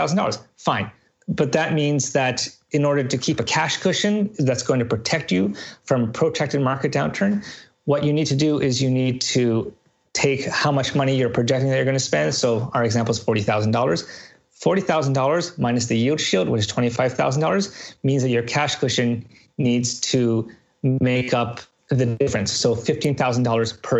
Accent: Canada; But I'm Canadian.

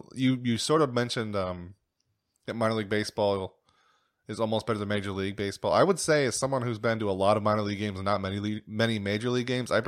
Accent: Erie, Pennsylvania, United States; now in Williamsport, United States; I grew up in Erie

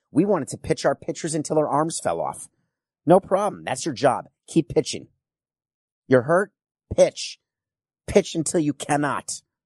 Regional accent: New York, United States; I'm a New Yorker

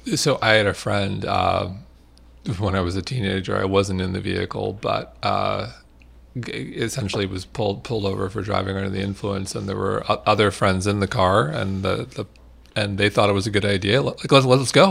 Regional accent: Manhasset, New York, United States; I grew up in Manhasset, Long Island

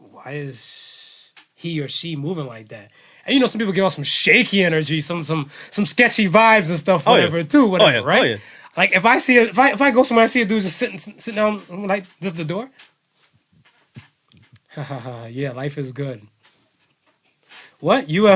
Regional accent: United States

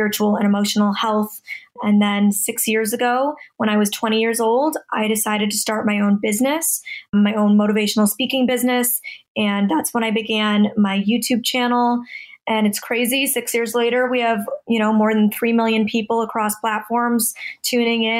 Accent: Toronto, Ontario, Canada; now in Los Angeles, United States; I'm originally from Toronto, Canada, and I'm currently living in Los Angeles, California

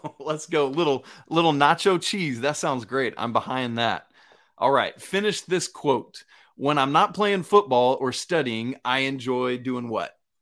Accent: Atlanta, Georgia, United States; I grew up in Atlanta

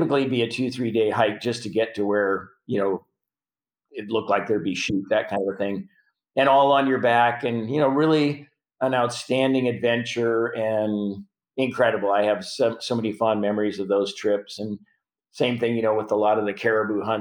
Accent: Prince Albert, Saskatchewan, Canada; moved away; I'm from Prince Albert, mm-hmm. Saskatchewan

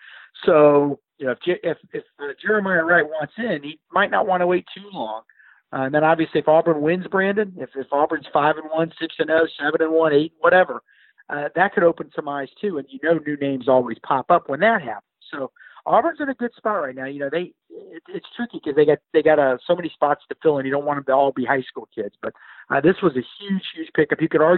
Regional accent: Germany; having played soccer so many years growing up in Germany

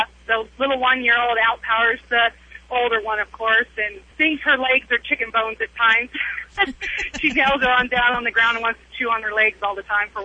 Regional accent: Idaho, United States; I am originally from Idaho

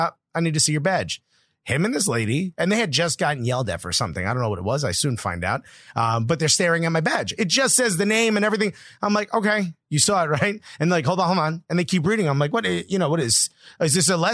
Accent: Newark, United States; I grew up in Newark.

